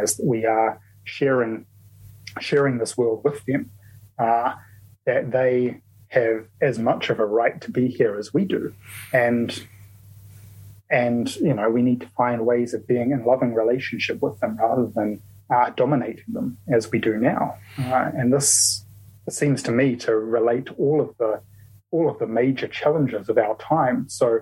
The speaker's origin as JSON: {"language": "English", "country": "New Zealand", "said": "I'm a Kiwi"}